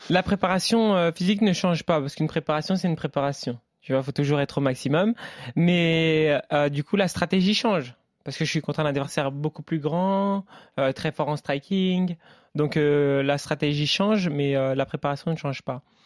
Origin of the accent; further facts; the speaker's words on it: Le Havre, Normandy, France; moved away as an adult; je viens du Havre